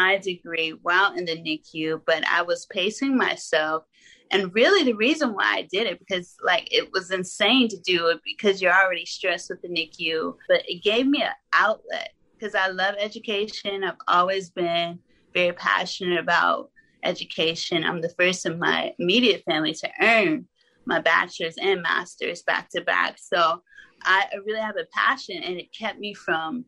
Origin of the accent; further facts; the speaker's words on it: Arkansas, United States; I'm from Arkansas